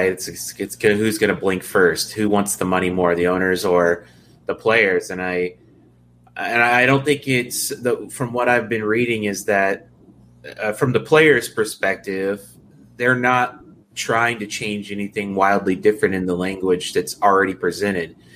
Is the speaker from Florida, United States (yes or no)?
no; Houston, Texas, United States; now in Seattle, United States; I'm actually an Astros fan, and I'm from Houston.